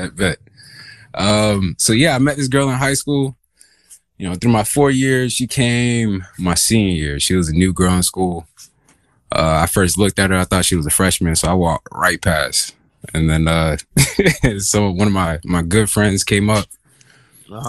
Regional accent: Augusta, Georgia, United States; also born or lived in Dahlonega, Georgia; I'm originally from Augusta, Georgia

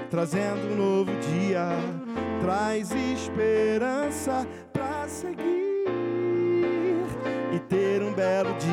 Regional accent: Brazil; born there; Eu vou dizer que vem de berço porque eu nasci no Brasil, né?

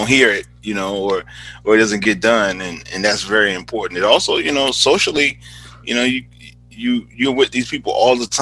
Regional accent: Wilmington, North Carolina, United States; I am originally from Wilmington, North Carolina, born and raised.

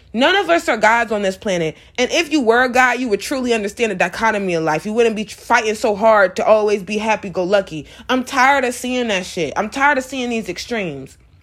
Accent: Atlanta, Georgia, United States; I'm from Atlanta

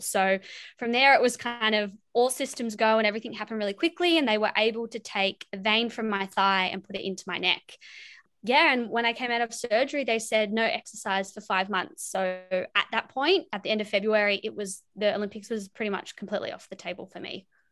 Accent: Wollongong, New South Wales, Australia; I'm from Wollongong, New South Wales

